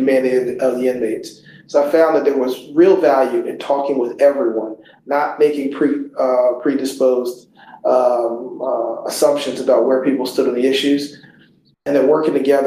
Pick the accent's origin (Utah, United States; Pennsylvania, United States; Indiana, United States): Pennsylvania, United States; Philadelphia; I grew up in North Philadelphia